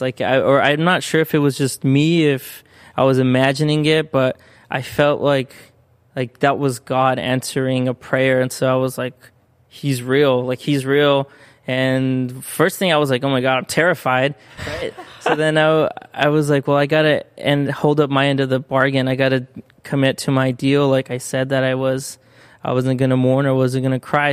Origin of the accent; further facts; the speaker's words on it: San Bernardino, California, United States; first language Spanish; English is a second language; also born or lived in Corona, California / Mexico (parents); where I grew up was actually in San Bernardino